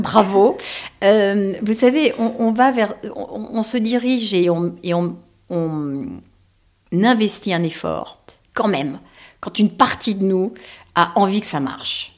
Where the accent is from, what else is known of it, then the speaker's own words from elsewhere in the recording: Paris, Île-de-France, France; je suis parisienne que tous mes amis sont parisiens